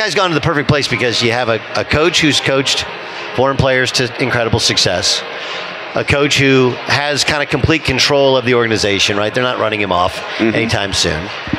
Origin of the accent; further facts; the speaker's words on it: Los Angeles, California, United States; moved away; I grew up in Los Angeles. I moved away, moved back. And so I've been there, I think, 8 of the last 11 years, right?